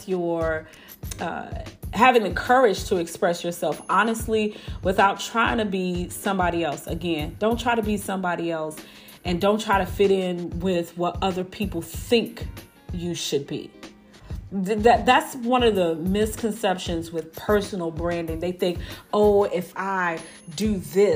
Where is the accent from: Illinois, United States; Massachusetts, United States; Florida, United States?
Illinois, United States; Chicago; now in Houston, United States; I grew up in Chicago